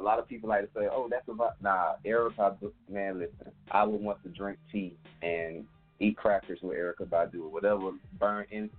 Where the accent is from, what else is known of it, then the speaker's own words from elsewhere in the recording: Brunswick, Georgia, United States; moved away as an adult; now in Atlanta, United States; I'm from Atlanta, Georgia. Originally from Brunswick. That's a small town, one high school, one elementary school type city, you know. But they're living in Atlanta for the past 6 years now. So Georgia's home base.